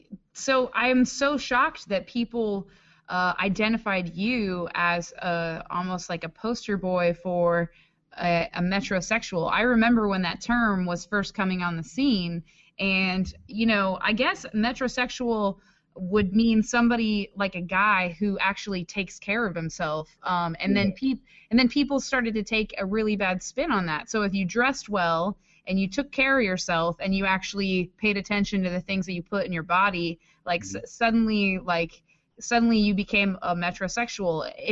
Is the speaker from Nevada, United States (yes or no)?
no; Washington, District of Columbia, United States; I mean, shit, I'm from Washington D.C. and I know a manicured man when I see it